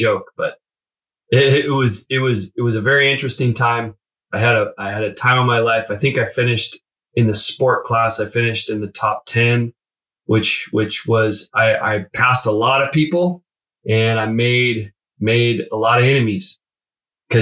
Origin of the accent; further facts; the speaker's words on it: Alaska, United States; moved away as an adult; now in San Diego, United States; I grew up in Alaska.